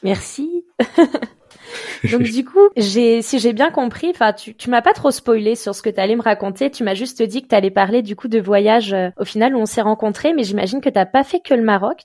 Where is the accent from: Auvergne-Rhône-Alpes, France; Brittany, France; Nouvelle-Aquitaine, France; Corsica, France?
Auvergne-Rhône-Alpes, France; Évian-les-Bains; je suis né à Evian, je sais que c'est en France